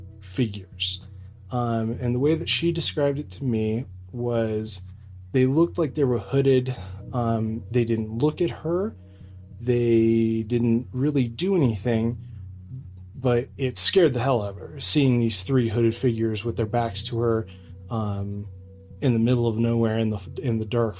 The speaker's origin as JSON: {"language": "English", "town": "Lake Arrowhead", "region": "California", "country": "United States", "tie": "born or raised there", "moved": "yes"}